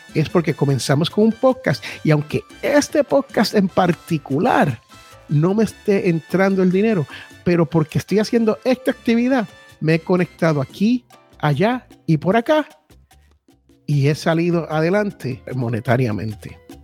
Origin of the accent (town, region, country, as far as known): United States; born or raised there